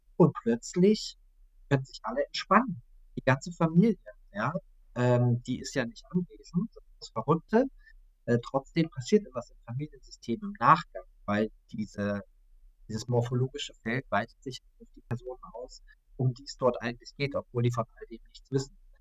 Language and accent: German; Saxony-Anhalt, Germany; moved away; also born or lived in Stuttgart; momentan zurück Herbst in meine Heimat nach Sachsen-Anhalt, habe viele Jahre in Stuttgart verbracht